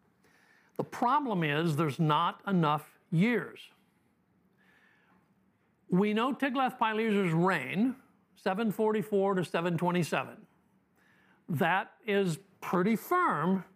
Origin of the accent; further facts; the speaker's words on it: Detroit, Michigan, United States; This one is from my hometown. This is in the Detroit Institute of Arts